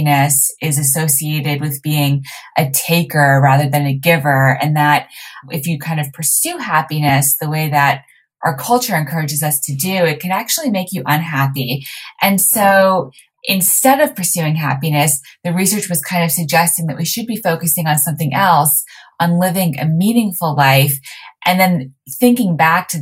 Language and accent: English; Montreal, Quebec, Canada; So I was raised in Montreal